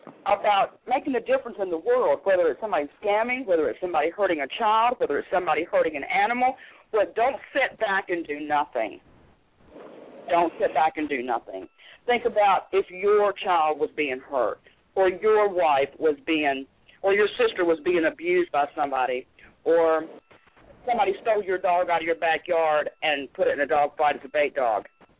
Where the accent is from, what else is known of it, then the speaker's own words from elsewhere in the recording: the South, United States; Okay, well, I've got some connections down here in Florida. I'm from the South.